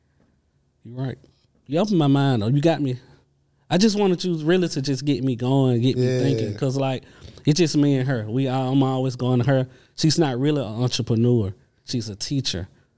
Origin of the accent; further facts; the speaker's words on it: LaGrange, Georgia, United States; because I'm from LaGrange, Georgia.